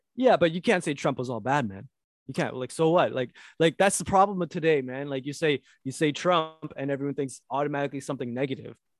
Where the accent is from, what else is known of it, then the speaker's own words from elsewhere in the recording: Canada; I'm Canadian